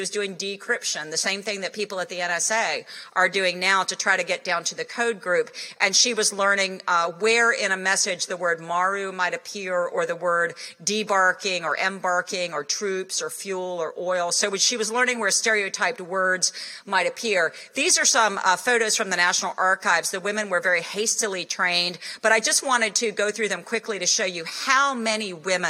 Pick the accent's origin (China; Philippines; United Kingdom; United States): United States; Roanoke, Virginia; not far from where I grew up in Roanoke.